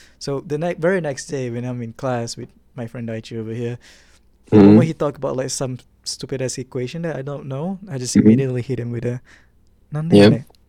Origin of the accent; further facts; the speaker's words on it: Malaysia; I'm a local student around Malaysia. Yes, I'm Malaysian, actually.